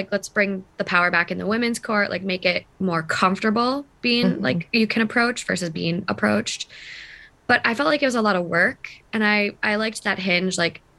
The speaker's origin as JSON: {"language": "English", "region": "Midwest", "country": "United States", "moved": "yes", "lives_now": "Los Angeles, United States", "said": "I'm from the Midwest. I'm just like a normal person, normal girl."}